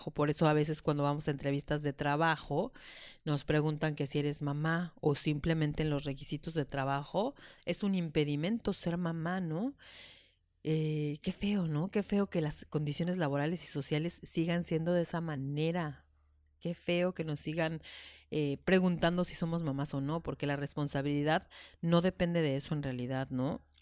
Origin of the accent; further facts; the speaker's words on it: Madrid, Community of Madrid, Spain; born there; Yo nací en Madrid.